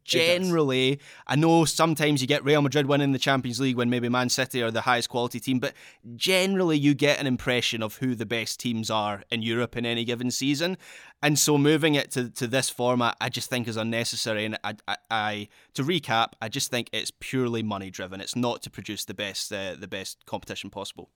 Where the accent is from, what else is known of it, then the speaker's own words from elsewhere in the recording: Scotland, United Kingdom; I am speaking as a Scot here, so it's something that affects my country directly